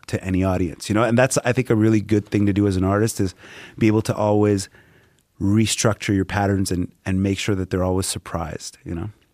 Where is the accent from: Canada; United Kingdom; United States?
Canada; Montreal, Quebec; where I do find home is always in Côte des Neiges